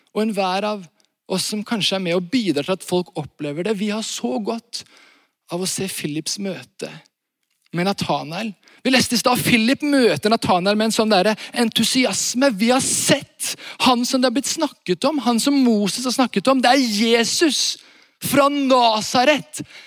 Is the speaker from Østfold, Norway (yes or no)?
no; Varhaug, Rogaland, Norway; Jeg kommer fra Vahaug